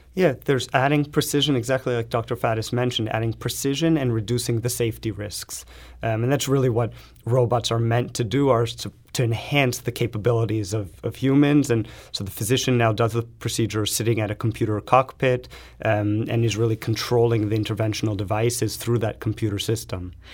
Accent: Los Angeles, California, United States; moved away; I come from Los Angeles

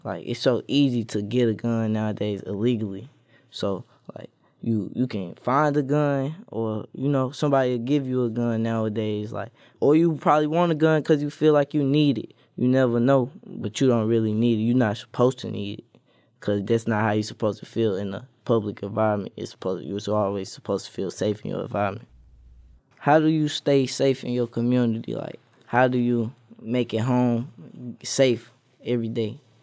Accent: St. Louis, Missouri, United States; I'm from Saint Louis

